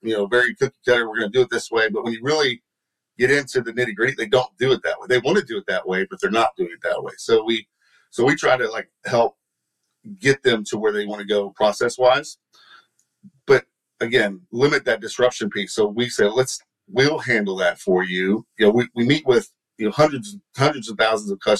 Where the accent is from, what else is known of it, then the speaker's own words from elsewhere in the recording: Texas, United States; accent: Texan; my Texan accent